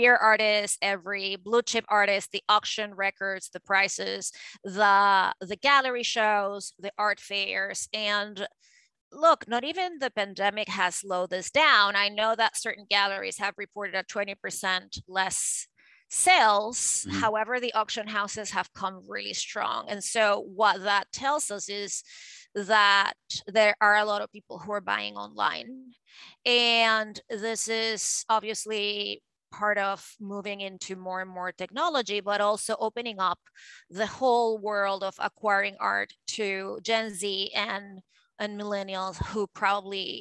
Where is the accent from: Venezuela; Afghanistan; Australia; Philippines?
Venezuela; moved away; I grew up in Venezuela and in South America